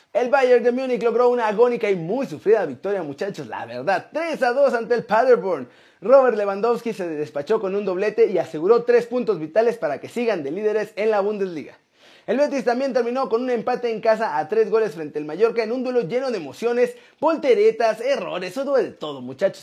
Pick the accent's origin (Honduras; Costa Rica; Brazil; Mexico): Mexico; moved away; soy mexicano, me encanta mi país y voy a volver a la brevedad.